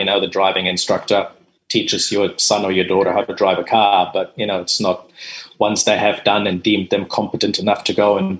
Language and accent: English; Dominican Republic; also born or lived in Germany; I am German. I speak German. Growing up in the Dominican Republic, I'm fluent in Spanish.